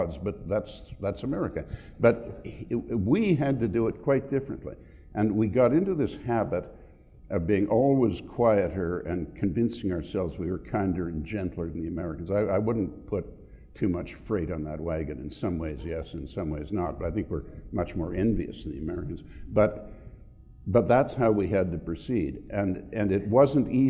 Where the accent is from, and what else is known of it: Canada